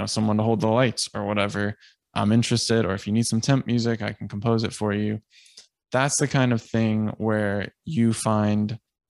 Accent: Boston, Massachusetts, United States; well, we're both from Boston.

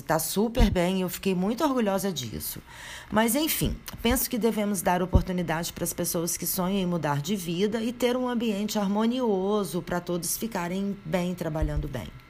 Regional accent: a small town in Minas Gerais, Brazil; eu regressei para minha terra natal e abri minha própria drogaria

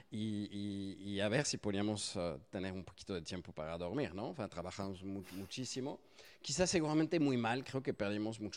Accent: France; Spanish is a second language; soy francés, si no lo notaron por mi accentito, casi no se nota.

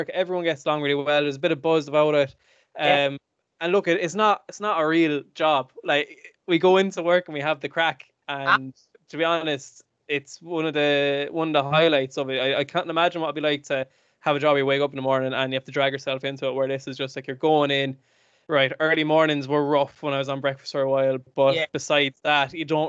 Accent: Carrick-on-Suir, Munster, Ireland; moved away as an adult; also born or lived in Galway; I'm from Carrick and Shore, County Tipperary.

